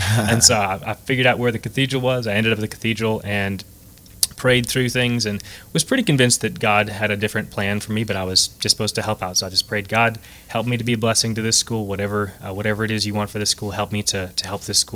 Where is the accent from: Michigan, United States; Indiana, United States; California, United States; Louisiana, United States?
Michigan, United States; moved away as an adult; also born or lived in Boston / San Antonio, Texas; now in Lafayette, United States; I'm actually from Michigan originally